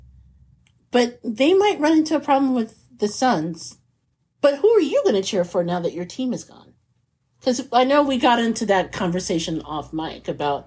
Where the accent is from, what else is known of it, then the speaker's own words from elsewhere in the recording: Indianapolis, Indiana, United States; I was born and raised in Indianapolis